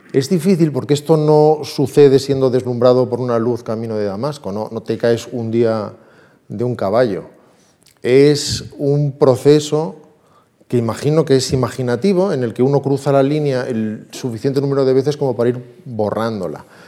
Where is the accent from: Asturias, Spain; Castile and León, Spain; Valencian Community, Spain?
Castile and León, Spain; Salamanca; also born or lived in Pazos Hermos, Ourense, Galicia; Si me preguntaras de dónde eres, te diría de Salamanca.